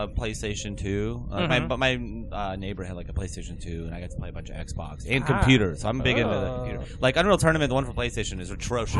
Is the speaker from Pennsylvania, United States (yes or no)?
yes; Pennsylvania, United States; born or raised there; moved away